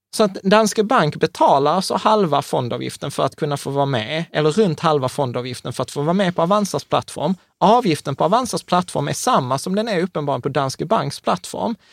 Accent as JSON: {"language": "Swedish", "town": "Malmö", "region": "Skåne", "country": "Sweden", "tie": "born or raised there", "said": "jag är uppväxt på Rosengård i Malmö"}